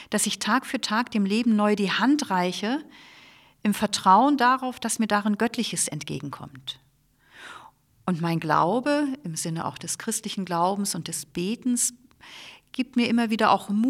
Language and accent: German; Flensburg, Schleswig-Holstein, Germany; Ich komme ja selber aus Flensburg, bin in Österreich in die Gemeinschaft eingetreten